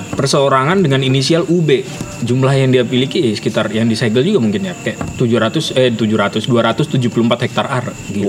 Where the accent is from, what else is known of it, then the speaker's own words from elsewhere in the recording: Kalimantan, Indonesia; aku juga asli Kalimantan